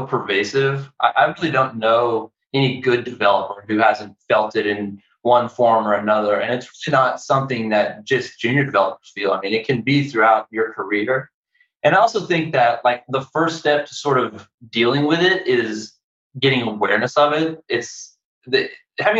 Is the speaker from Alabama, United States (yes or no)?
no; Nashville, Tennessee, United States; moved away as an adult; also born or lived in Chicago, Illinois; I'm originally from Nashville, Tennessee